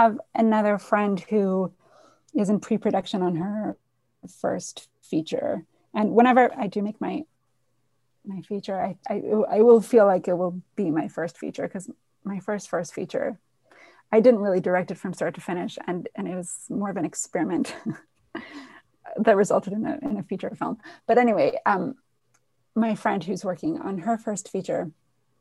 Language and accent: English; Israel; now in New York, United States; I'm from Israel originally